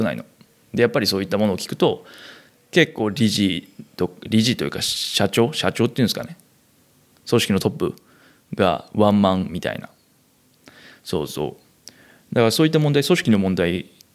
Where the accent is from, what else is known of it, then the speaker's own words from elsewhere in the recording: Kansai, Japan; moved away; 生まれも育ちも関西という生粋の関西人、私